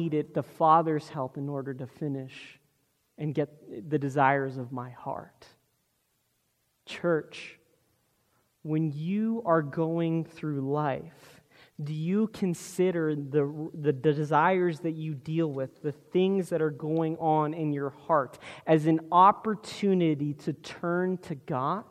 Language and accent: English; South Florida, United States; growing up in Florida, we regularly deal with hurricanes